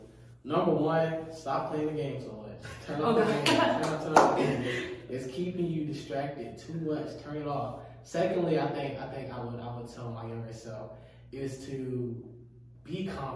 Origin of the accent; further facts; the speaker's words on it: Charlotte, North Carolina, United States; moved away as an adult; also born or lived in Columbia, South Carolina; now in Greensboro, United States; I was born and raised in Columbia, South Carolina, but I stayed in Charlotte most of my life